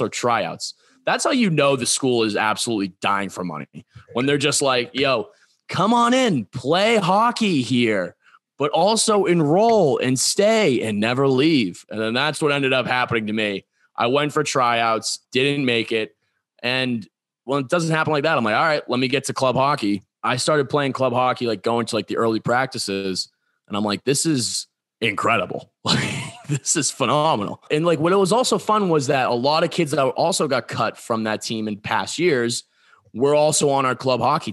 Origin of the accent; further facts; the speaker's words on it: Bridgewater, Massachusetts, United States; born and raised Bridgewater, Massachusetts.